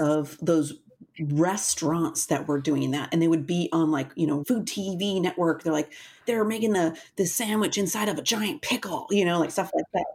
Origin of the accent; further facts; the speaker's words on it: Wisconsin, United States; I'm from Wisconsin